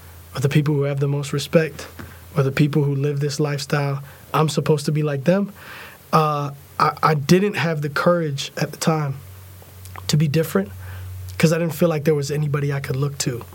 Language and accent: English; Tampa, Florida, United States; moved away as an adult; now in Nashville, United States; I grew up in Tampa